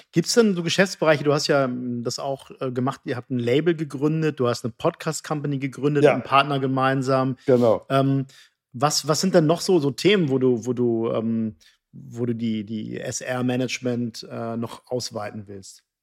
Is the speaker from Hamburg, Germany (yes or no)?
yes; Hamburg, Germany; now in Cologne, Germany; Ich bin Hamburger